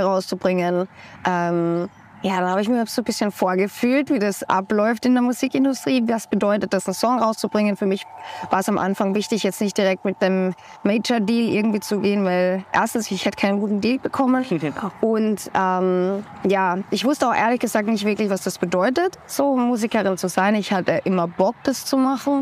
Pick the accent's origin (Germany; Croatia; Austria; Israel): Austria; Ich komme aus Österreich